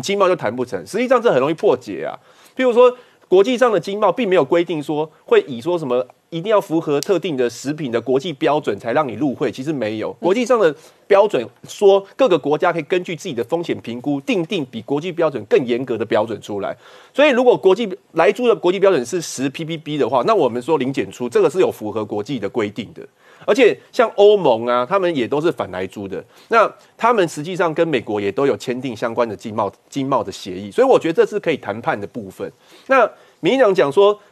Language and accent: Chinese; New Taipei City, Taiwan; 我来自新北市啊